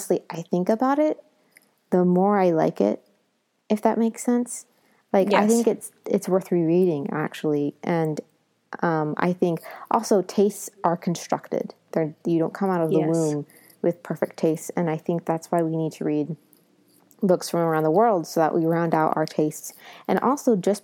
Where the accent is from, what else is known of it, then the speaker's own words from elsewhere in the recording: United States; I'm the American